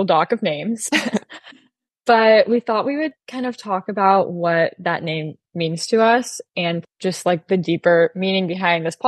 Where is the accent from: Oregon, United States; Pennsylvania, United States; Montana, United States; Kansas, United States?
Oregon, United States; Corvallis; I grew up in Corvallis, Oregon